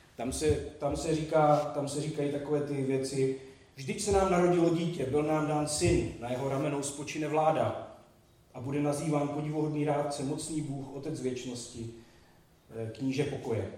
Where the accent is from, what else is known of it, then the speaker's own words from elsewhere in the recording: Vsetín, Zlín Region, Czechia; jsem ze Vsetína a v devadesátých letech na Vsetině nejdůležitější věc, která byla jediná, byl hokej